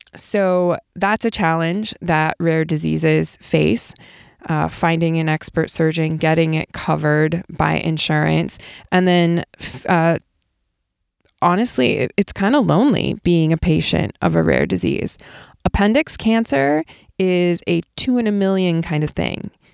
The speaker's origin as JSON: {"language": "English", "region": "Ohio", "country": "United States", "tie": "born or raised there", "moved": "yes", "lives_now": "Southern California, United States", "said": "I grew up in Ohio"}